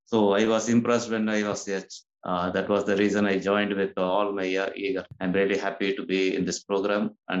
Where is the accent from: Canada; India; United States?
India; small town near Salem, Tamil Nadu; I'm from Tamil Nadu, Rasi, from a small town near Salem.